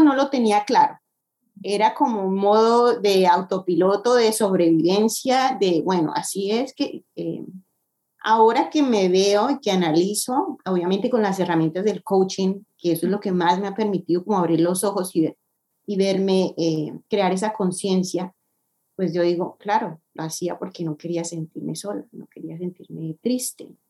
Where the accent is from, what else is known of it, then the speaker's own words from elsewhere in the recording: Colombia; moved away as an adult; now in United States; soy colombiana, llevo ocho años viviendo en Estados Unidos ya